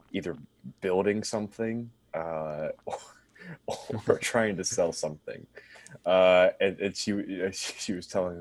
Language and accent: English; Cincinnati, Ohio, United States; I grew up in Cincinnati, Ohio. So I'm a Midwest guy